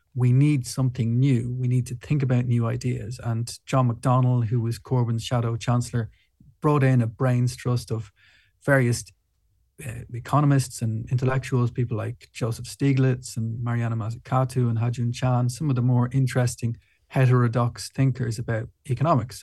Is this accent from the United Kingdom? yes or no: no; Ireland; I'm from Ireland